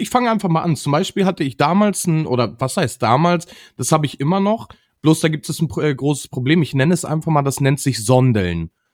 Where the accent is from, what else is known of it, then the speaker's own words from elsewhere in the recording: Northern Germany, Germany; hier bei uns in Norddeutschland